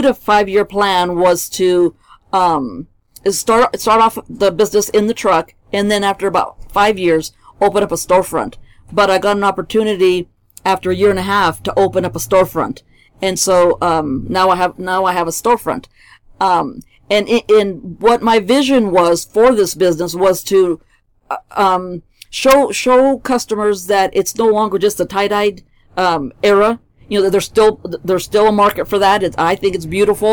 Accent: Silicon Valley, California, United States; moved away as an adult; also born or lived in Mexico; now in Colorado Springs, United States; I actually was born in Mexico. I grew up in California, Silicon Valley

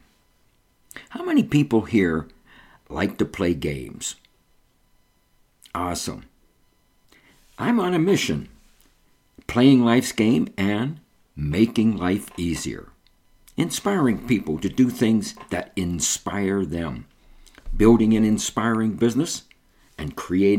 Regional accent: New Kensington, Pennsylvania, United States; My first career started in Western Pennsylvania in a small pastry shop in my hometown of New Kensington, 18 miles north of Pittsburgh on the Allegheny River

